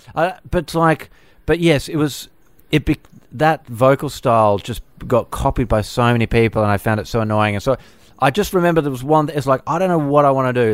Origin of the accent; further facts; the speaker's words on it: Perth, Western Australia, Australia; growing up in Perth